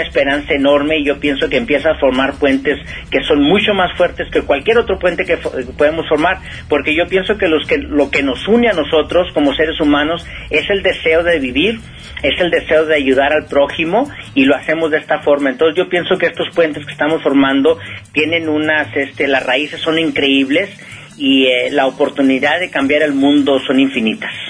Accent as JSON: {"language": "Spanish", "country": "Mexico", "also_born_or_lived": "San Joaquin Valley, California / Berkeley / Boston / San Francisco", "moved": "as an adult", "lives_now": "United States", "said": "no por el hecho de que yo salí de México he dejado de ser mexicano"}